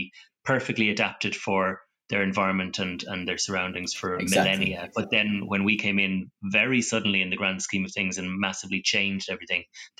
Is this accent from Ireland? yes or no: yes; Ireland; growing up in Ireland, being a reptile and amphibian nerd wasn't very fun because we've only got one reptile.